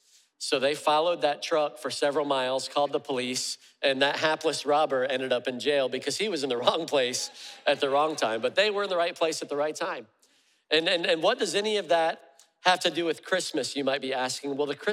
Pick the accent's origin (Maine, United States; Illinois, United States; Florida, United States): Illinois, United States; Freeport; born there; also born or lived in Charleston, South Carolina; I was born in Freeport, Illinois, Northern Illinois, and had moved to Charleston, South Carolina